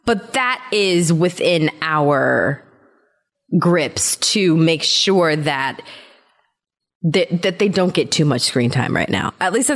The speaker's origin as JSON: {"language": "English", "country": "Germany", "tie": "born or raised there", "said": "I told you that I grew up in Germany, right?"}